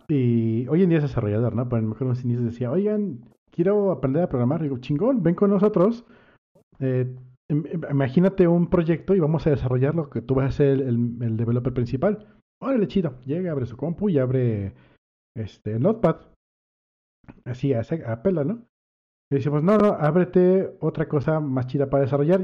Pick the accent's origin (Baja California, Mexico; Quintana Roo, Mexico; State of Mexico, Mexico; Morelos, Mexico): Quintana Roo, Mexico; Cancún; crecí en Cancún